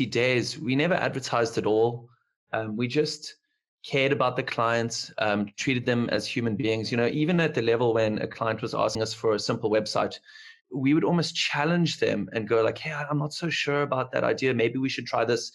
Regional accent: Cape Town, Western Cape, South Africa; I'm from Cape Town, South Africa

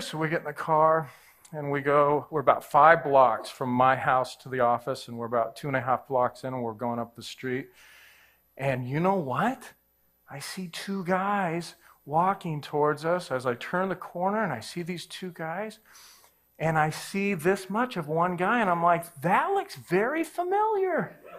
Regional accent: Southern California, United States; I grew up in Southern California

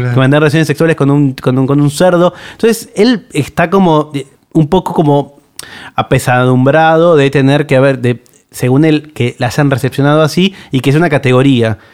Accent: Buenos Aires, Argentina; soy de, de, Buenos Aires

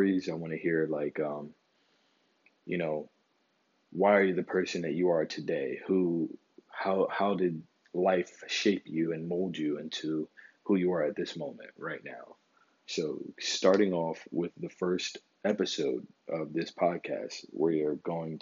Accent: Philadelphia, Pennsylvania, United States; me growing up in North Philadelphia.

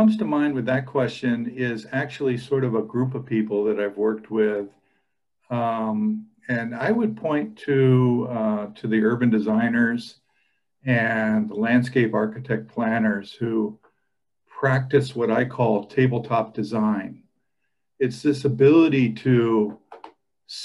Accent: San Francisco, California, United States; moved away as an adult; now in Oregon, United States; I grew up in San Francisco. Very urban experience there, obviously. And it was a great place to grow up in the 60s.

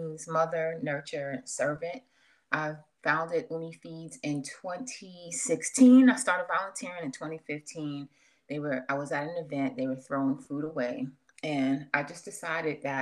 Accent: New York City, New York, United States; now in Atlanta, United States; originally I'm from New York. From Queens, New York

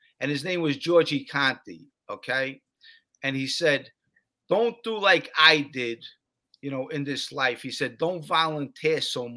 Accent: New York City, New York, United States; I'm from Bensonhurst

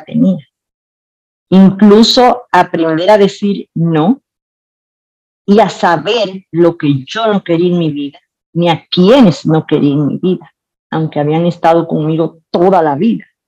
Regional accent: Santiago de los Caballeros, Santiago, Dominican Republic; yo nací en Santiago, soy de Santiago, amo la República Dominicana

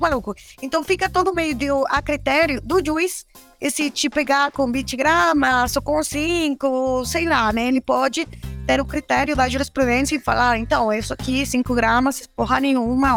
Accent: Michoacán, Mexico; Portuguese is a second language; moved away; Eu sou mexicana, eu sou michoacana que é um estado é, é, produtor de maconha

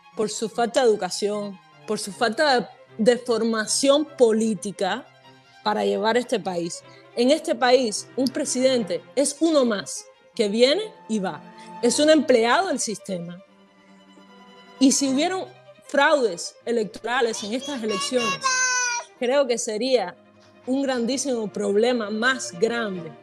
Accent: Cuba; moved away as an adult; now in United States; yo soy cubana, eh, llevo 15 años fuera de Cuba

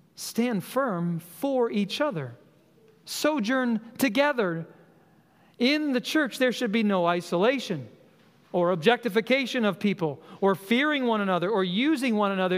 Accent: Colorado, United States; moved away; I grew up in Colorado

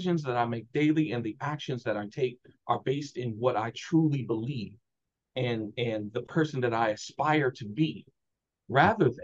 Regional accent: Chicago, Illinois, United States; I'm from Chicago, Black, working class

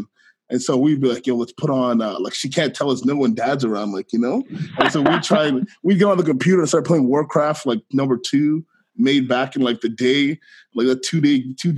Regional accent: Ottawa, Ontario, Canada; also born or lived in Guelph, Ontario; I am from Ottawa, Ontario. I grew up in Ottawa, Canada

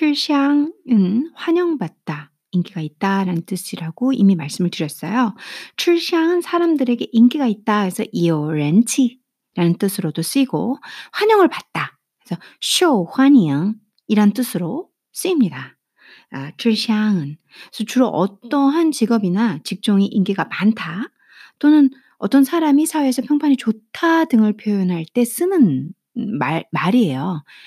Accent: South Korea; first language Korean; 저같이 모국어가 한국인 사, 한국어인 사람은

